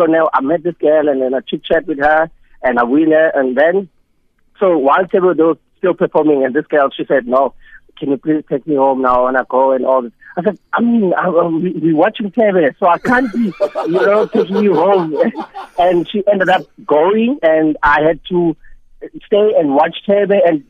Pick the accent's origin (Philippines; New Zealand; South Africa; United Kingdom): South Africa; Mount Fletcher, Eastern Cape; So they came to perform in Mount Fletcher, where I grew up in Kakazana in 59 High School.